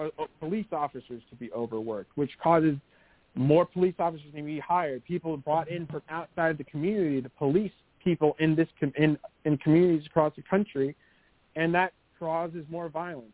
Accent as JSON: {"language": "English", "region": "East Texas", "country": "United States", "tie": "born or raised there", "said": "I'm born and raised in East Texas"}